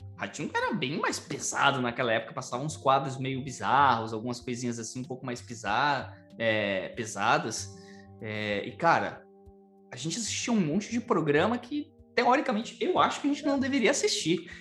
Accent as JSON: {"language": "Portuguese", "region": "São Paulo", "country": "Brazil", "tie": "born or raised there", "said": "eu nasci, né, e fui criado em uma favela em São Paulo"}